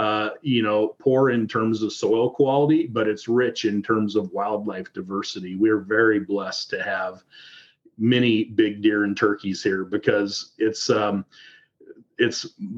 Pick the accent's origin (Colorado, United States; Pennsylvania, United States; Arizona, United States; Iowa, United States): Iowa, United States; So I'm from Southern Iowa, and when most people think about Iowa, they think about driving through Iowa.